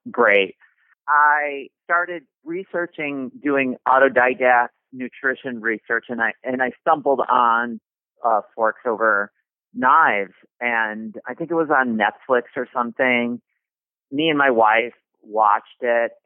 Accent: Chicago, Illinois, United States; I grew up basically in Chicago

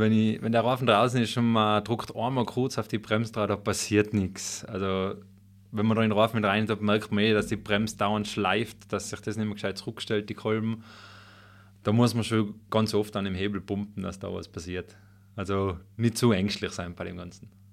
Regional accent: Schönwies, Tyrol, Austria; moved away as an adult; also born or lived in Innsbruck; now in Götzens, Austria; gebürtig bin ich ja Schönwieser aus dem Oberland.

